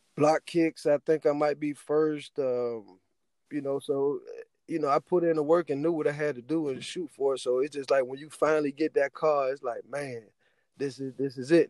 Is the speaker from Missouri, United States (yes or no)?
no; Youngstown, Ohio, United States; I'm from Youngstown, Ohio